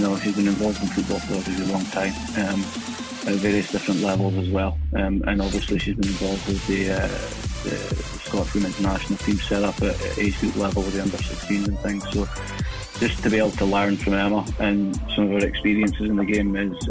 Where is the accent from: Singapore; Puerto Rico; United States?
Singapore; also born or lived in Aberdeen, United Kingdom; I grew up in Singapore, so I was born in Aberdeen, but grew up in Singapore.